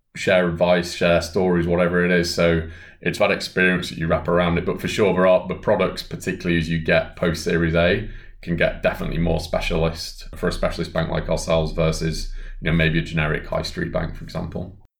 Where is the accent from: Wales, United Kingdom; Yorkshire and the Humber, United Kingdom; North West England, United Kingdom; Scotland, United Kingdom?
North West England, United Kingdom; Bolton; my hometown of Bolton